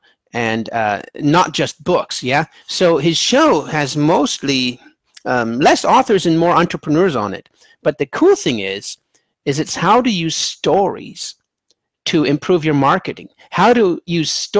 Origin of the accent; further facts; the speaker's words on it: United States; I'm American, so my books are in English.